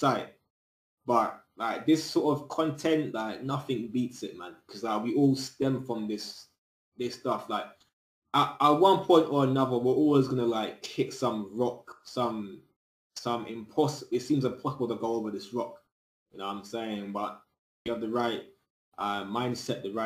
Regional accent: United Kingdom; I'm in the UK, but I'm originally Jamaican, you know what I'm saying? Both my parents are Jamaican, but I was born in the UK

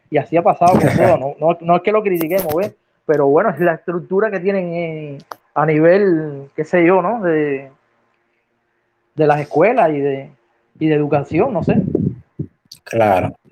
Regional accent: Cuba; Explotar todos los conocimientos y todas las herramientas que tenemos nosotros como cubanos aquí

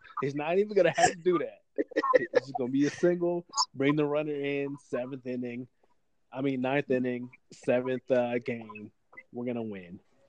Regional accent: Texas, United States; I'm from Texas.

